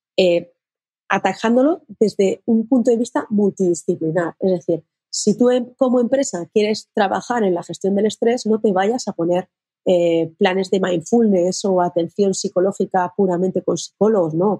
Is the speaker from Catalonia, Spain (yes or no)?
no; Castilla-La Mancha, Spain; En mi tierra, que yo soy manchega